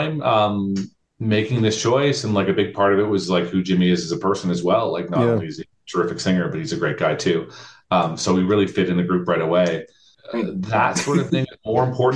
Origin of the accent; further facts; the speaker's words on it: Canada; as a Canadian